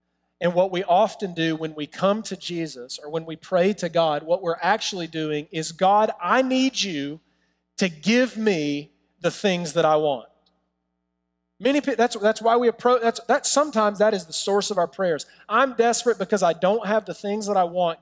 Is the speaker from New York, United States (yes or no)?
yes; New York City, New York, United States; we're from Brooklyn.